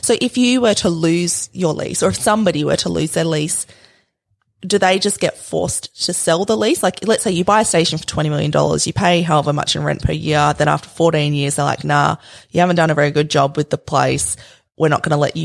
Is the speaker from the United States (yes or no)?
no; Western Australia, Australia; I'm from Western Australia